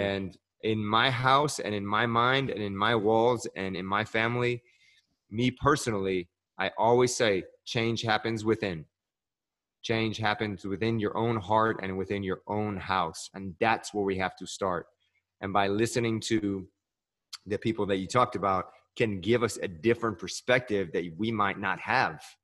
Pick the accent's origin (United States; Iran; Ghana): Iran; moved away; And I'm from the Middle East. I'm from Iran.